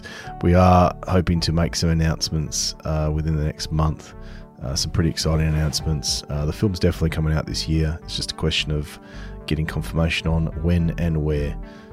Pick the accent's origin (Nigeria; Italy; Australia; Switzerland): Australia; now in London, United Kingdom; And as an Australian in London, it's sort of, it's always interesting soaking up the Northern Hemisphere rugby festival atmosphere that is the Six Nations.